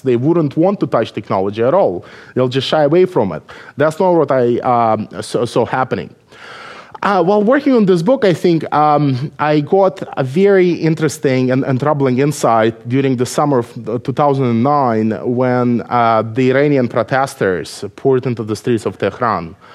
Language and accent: English; Belarus; English is a second language; moved away as an adult; now in United States; I was born in Belarus